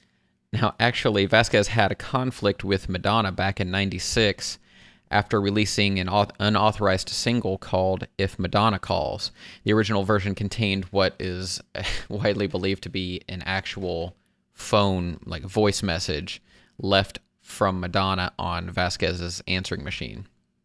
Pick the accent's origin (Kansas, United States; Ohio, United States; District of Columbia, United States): Ohio, United States; Dayton; here in my hometown of Dayton, Ohio